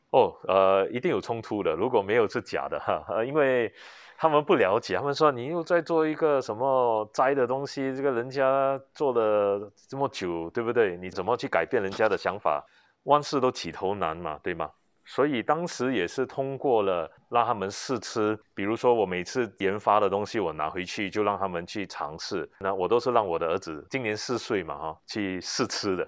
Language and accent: Chinese; Singapore; 家里就是做食品的，我从小是在，呃，小贩中心长大，因为是外公外婆带大的，呃，是卖拉萨